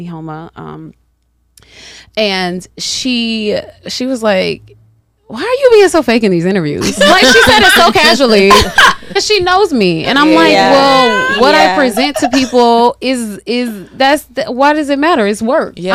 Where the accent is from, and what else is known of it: the South, United States; accent: southern